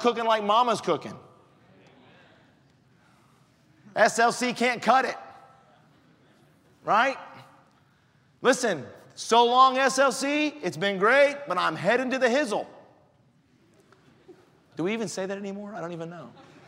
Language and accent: English; Colorado, United States; moved away; also born or lived in Mississippi; I lived in Mississippi for a long time. I'm from Colorado, but the Lord took me south for a while